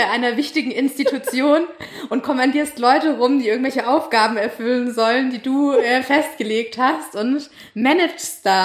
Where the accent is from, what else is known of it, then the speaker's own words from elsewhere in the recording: Stuttgart, Baden-Württemberg, Germany; also born or lived in Tübingen; mich hat's dann äh, in meine Heimat wieder verschlagen, auch nach Stuttgart zurück.